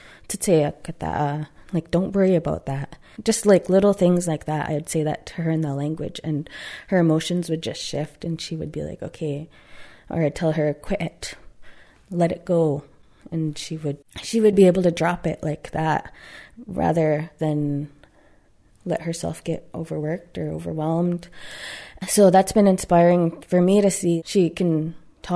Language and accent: English; Tsartlip First Nation, Saanich, British Columbia, Canada; I am from Sartlip First Nation, located in Saanich